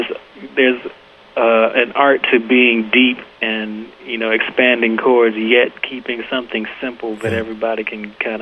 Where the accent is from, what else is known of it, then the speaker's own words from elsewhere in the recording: Buffalo, New York, United States; we grew up together in Buffalo, New York.